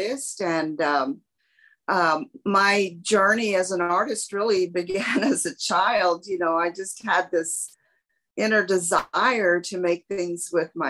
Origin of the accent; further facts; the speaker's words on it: San Antonio, Texas, United States; as a child growing up in San Antonio, Hispanic